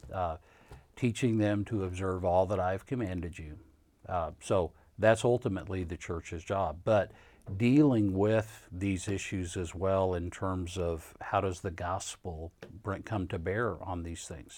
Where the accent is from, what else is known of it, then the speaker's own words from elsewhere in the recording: Kansas, United States; now in Louisville, United States; I'm not a Southerner. I grew up in Kansas